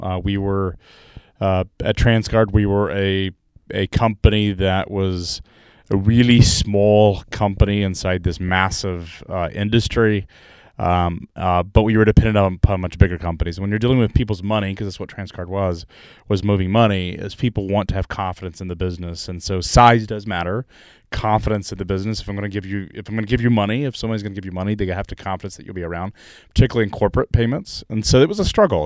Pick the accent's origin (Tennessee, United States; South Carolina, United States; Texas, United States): Tennessee, United States; Chattanooga; I'm from Chattanooga, Tennessee.